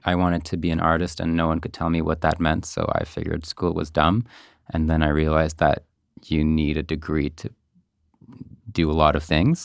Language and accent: English; Montreal, Quebec, Canada; I'm a Montreal local. Uh-huh. I grew up in NDG.